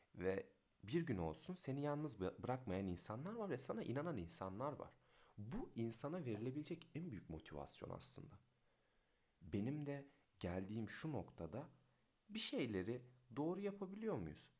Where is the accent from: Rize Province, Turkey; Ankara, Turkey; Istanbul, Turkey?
Rize Province, Turkey; Rize; doksan sekiz Rize doğumluyum